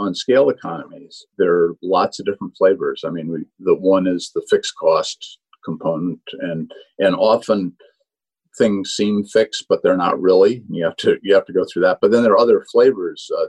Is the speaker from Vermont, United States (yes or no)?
yes; Vermont, United States; I'm from Vermont, so it's an area I know well, more cows than people